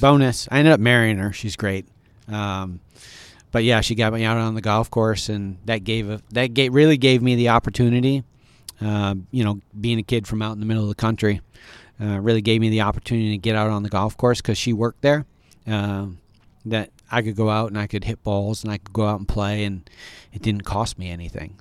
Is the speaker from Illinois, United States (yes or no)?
no; near Ithaca, Elmira area, upstate New York, United States; moved away; grew up in a very small high school in rural upstate New York